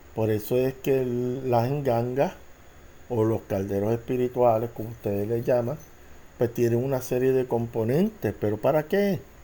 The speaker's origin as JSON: {"language": "Spanish", "country": "Puerto Rico", "said": "yo soy de Puerto Rico boricua"}